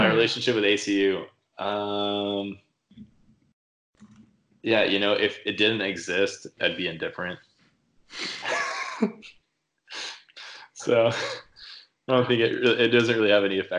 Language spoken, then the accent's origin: English; Abilene, Texas, United States; we're from Abilene